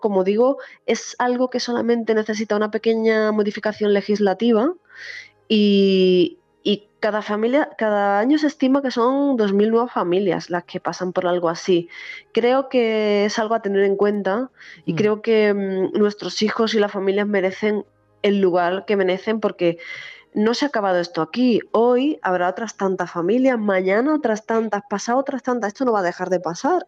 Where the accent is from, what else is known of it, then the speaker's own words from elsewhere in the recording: Cádiz, Andalusia, Spain; moved away; yo además soy de Cádiz y bueno, pues eh, Canal Sur me ha acompañado siempre en mis años, sobre todo de adolescencia y juventud cuando viví allí